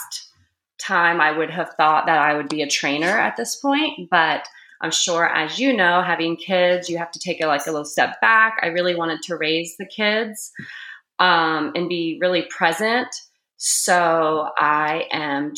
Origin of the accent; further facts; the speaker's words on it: Grove City, Ohio, United States; I grew up in Grove City, Ohio